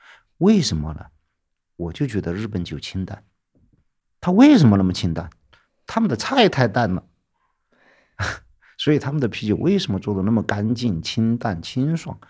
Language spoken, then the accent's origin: Chinese; Sichuan, China; 其实就是我们四川人对于生活的这种